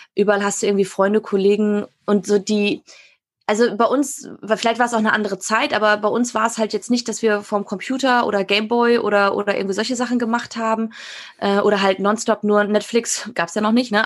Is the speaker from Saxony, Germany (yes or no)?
no; Münsterland, North Rhine-Westphalia, Germany; moved away; ich bin aus dem Münsterland